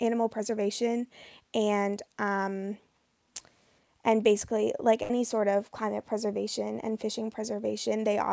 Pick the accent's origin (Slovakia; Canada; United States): Canada; growing up as a kid on the Bay of Fundy